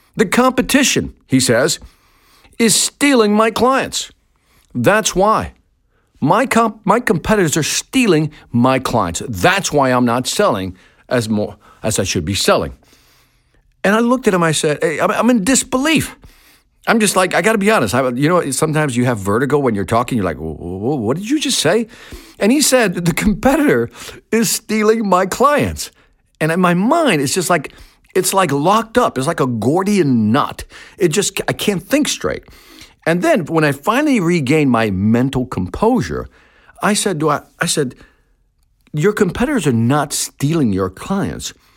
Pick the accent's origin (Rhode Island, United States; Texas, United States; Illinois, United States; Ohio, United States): Illinois, United States; Chicago; also born or lived in Puerto Rico; I was born in Chicago